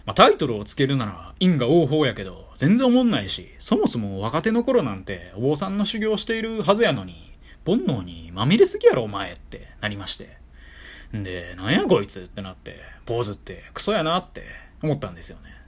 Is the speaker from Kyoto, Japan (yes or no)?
yes; Kyoto, Japan; 私、地元が京都で